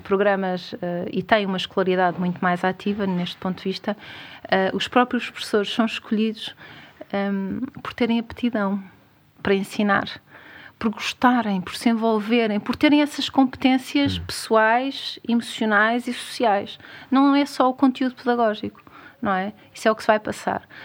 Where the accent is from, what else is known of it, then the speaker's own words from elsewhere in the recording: Algarve, Portugal; eu sou algarvia